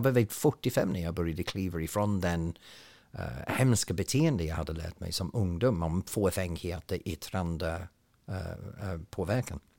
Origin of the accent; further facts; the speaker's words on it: Ainsworth, North West England, United Kingdom; Swedish is a second language; now in Sweden; Det är en liten by som ligger ungefär en timme norr om Manchester uh, i Lancashire mellan två stora industriella städer men ändå så är det på landet. Och så växte jag upp